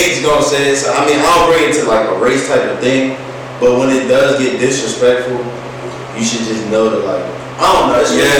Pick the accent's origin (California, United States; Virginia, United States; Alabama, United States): Virginia, United States; East Henrico; I grew up in East Ann Arico, moved to West Ann Arico when I was in like 11th grade.